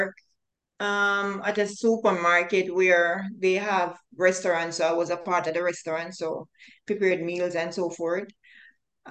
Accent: Montego Bay, Saint James, Jamaica; moved away as an adult; also born or lived in Kingston, Jamaica; now in Nova Scotia, Canada; Actually, I was born in Montego Bay, but I relocated to Kingston when I was an adult

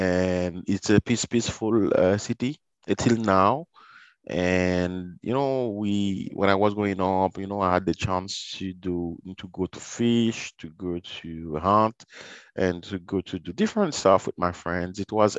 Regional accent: Port-au-Prince, Ouest, Haiti; because I don't recall when I was growing up in Port-au-Prince, I saw people, dead people, you know.

